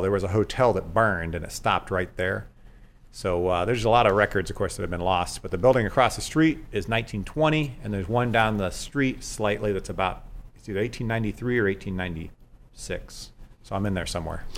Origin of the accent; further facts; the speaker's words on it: Dayton, Ohio, United States; moved away as an adult; I grew up in Dayton, Ohio, a long way from here